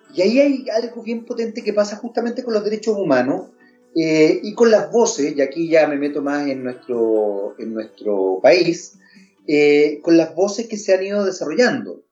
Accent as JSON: {"language": "Spanish", "country": "Chile", "said": "hay un porcentaje de personas en nuestro país, que son chilenos igual que uno"}